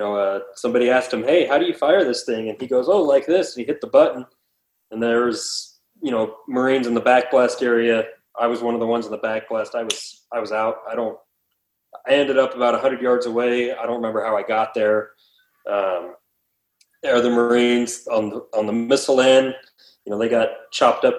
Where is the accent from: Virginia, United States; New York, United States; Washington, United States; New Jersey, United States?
Washington, United States; I'm originally from Washington State, born and raised